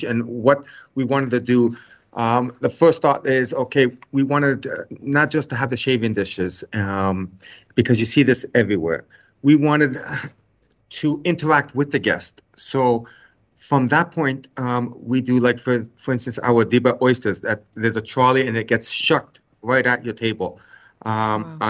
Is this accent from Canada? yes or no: yes; Canada; I was born in Canada, but my family, we are Macedonian Greek heritage